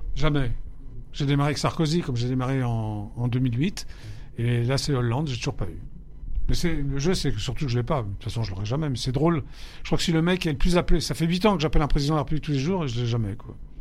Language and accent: French; Paris, Île-de-France, France; j'ai grandi, je suis né à Paris, donc j'ai grandi à Paris 11e, avenue Parmentier.